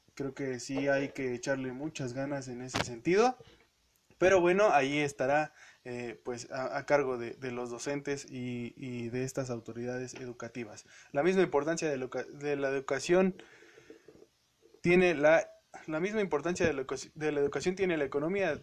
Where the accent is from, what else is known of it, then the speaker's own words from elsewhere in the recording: Hidalgo, Mexico; yo soy de Hidalgo, como todos saben